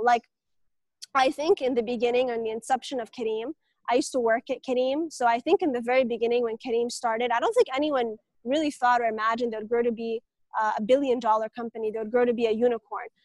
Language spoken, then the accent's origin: English; Jeddah, Makkah Province, Saudi Arabia; I'm personally from Jeddah